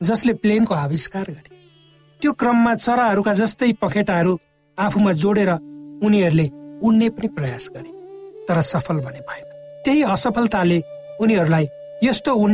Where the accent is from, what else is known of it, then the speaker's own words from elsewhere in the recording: Nepal; moved away; म जब सानो थिएँ श्रोता हाम्रो गाउँमा यातायातको सुविधा थिएन नदी नालामा पुलहरू पनि जहाँ तहीँ थिएन